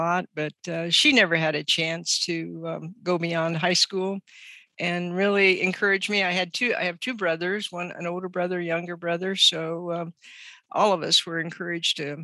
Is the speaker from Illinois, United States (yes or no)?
yes; Western Illinois, United States; moved away as an adult; also born or lived in Libertyville, Illinois / Memphis, Tennessee / Colombia; I grew up in Western Illinois in a region very similar to West Tennessee, a very rural area